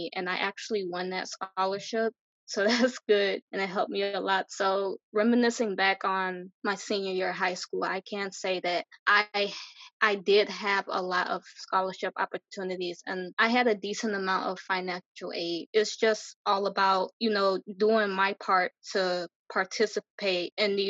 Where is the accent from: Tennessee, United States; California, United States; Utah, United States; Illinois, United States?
Illinois, United States; Chicago; I am from Chicago, born and raised